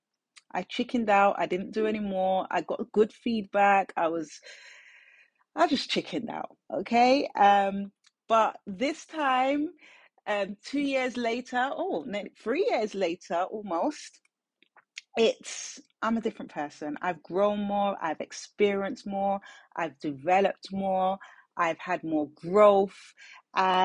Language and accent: English; London, United Kingdom; I'm born and raised in South London. So I'm a South London girl.